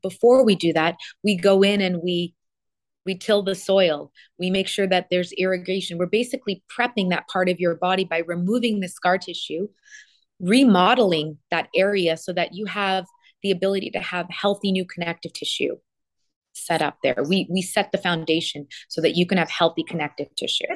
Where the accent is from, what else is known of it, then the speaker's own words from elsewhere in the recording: Canada; also born or lived in Toronto, Canada; now in Miami, United States; I'm from Canada.